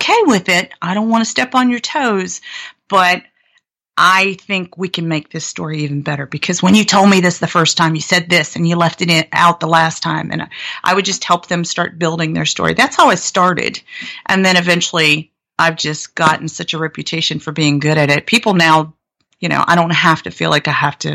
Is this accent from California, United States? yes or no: no; Blue Ridge Mountains of Virginia, United States; also born or lived in Atlanta; now in San Francisco, United States; I grew up in the Blue Ridge Mountains of Virginia